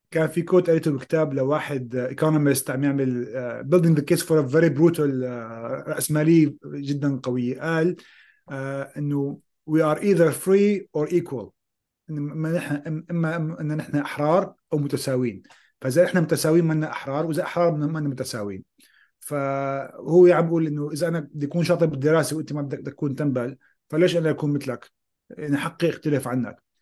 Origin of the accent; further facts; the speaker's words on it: Syria; moved away; انا طلعت من سوريا خيو بدي احكي لك بكل صراحه